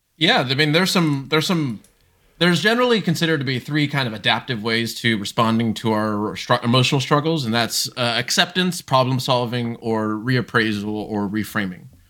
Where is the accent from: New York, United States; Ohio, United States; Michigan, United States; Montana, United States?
Ohio, United States; Columbus; also born or lived in Brazil; Grew up in specifically Ohio, uh, Columbus, Ohio